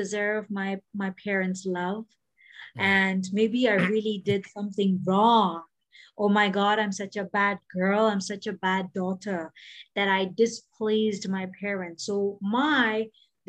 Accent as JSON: {"language": "English", "country": "Bahrain", "tie": "born or raised there", "also_born_or_lived": "Mumbai, India", "moved": "yes", "said": "even when I was growing up in Bahrain and when I was in Mumbai"}